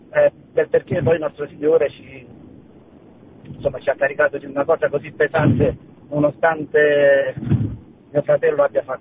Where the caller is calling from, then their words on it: La Spezia, Liguria, Italy; Ciao Francesco, sono dalla Spezia … della prima comunità Ceparana.